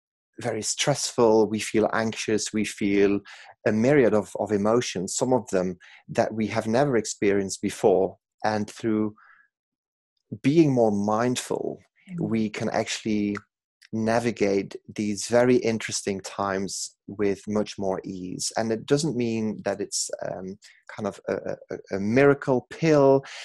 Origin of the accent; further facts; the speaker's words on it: Belgium; accent: Manc twang; English is a second language; now in Manchester, United Kingdom; I'm from Belgium originally, in case people are wondering where the exotic accent is from, but I've lived in Manchester for 20 years, so that Manc twang kicks in at random times.